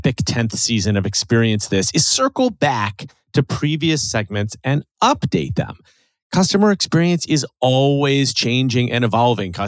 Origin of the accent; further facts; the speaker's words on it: Chicago, Illinois, United States; being the Chicagoan here on this show